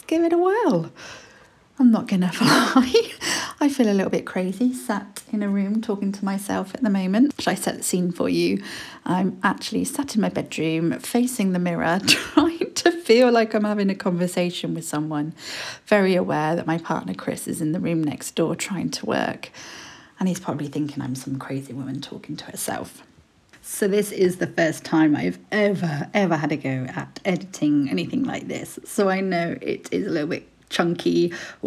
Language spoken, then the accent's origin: English; Brighton, South East England, United Kingdom; I'm 36 from Brighton.